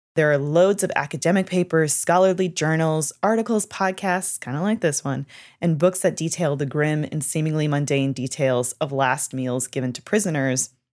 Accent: Canada; moved away; I am from Canada.

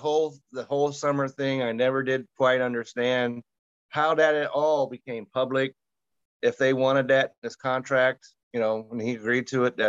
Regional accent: Utah, United States; you just mentioned that I'm from Utah

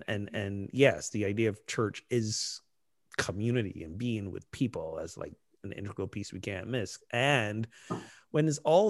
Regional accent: United States; We're so American.

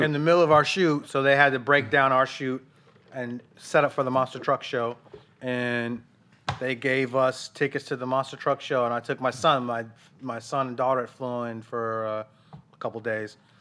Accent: Denver, Colorado, United States; moved away as an adult; I was from Denver

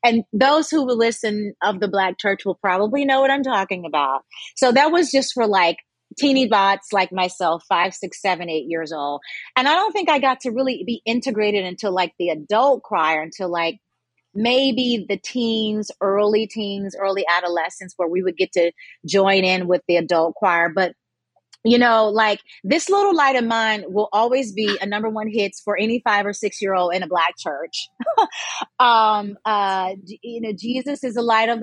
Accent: Memphis, Tennessee, United States; I was raised in Memphis

